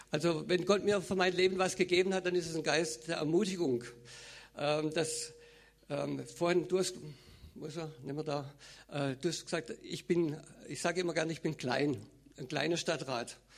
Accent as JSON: {"language": "German", "region": "Baden-Württemberg", "country": "Germany", "tie": "born or raised there", "said": "Also ich bin aufgewachsen, geboren im Schwarzwald."}